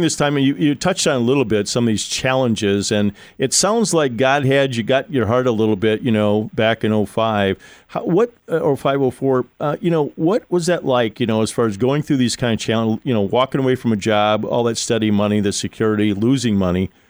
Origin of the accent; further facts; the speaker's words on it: Ohio, United States; my home state